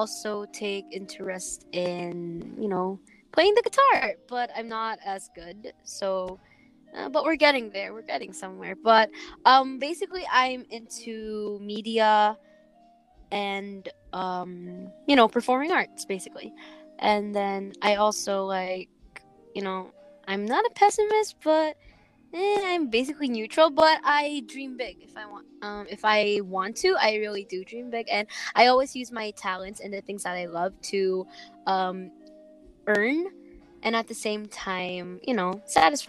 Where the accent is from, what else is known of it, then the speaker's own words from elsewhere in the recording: Batangas, Calabarzon, Philippines; I'm from Batangas